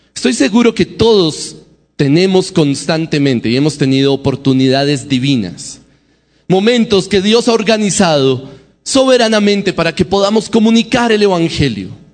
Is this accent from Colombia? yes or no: yes; Bogotá, Colombia; accent: Bogotá; el acento para nosotros los bogotanos